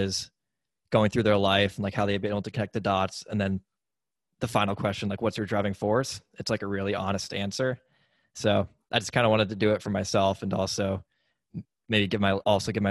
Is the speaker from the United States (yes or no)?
yes; New Hampshire, United States; I grew up in New Hampshire, in the United States